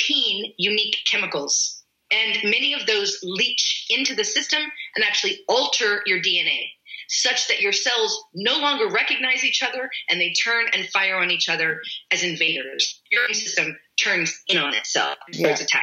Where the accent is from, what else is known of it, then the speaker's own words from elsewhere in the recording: United States; I'm American.